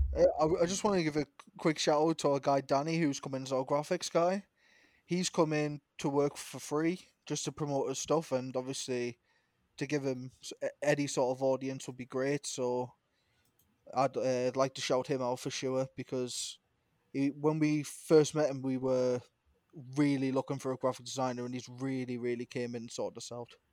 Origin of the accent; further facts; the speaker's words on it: Newcastle upon Tyne, North East England, United Kingdom; I'm from Newcastle, England